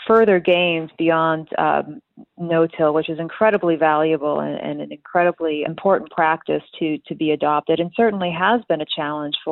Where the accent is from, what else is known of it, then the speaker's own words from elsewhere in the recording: Milwaukee, Wisconsin, United States; moved away as an adult; also born or lived in Pullman, Washington; I grew up outside of Milwaukee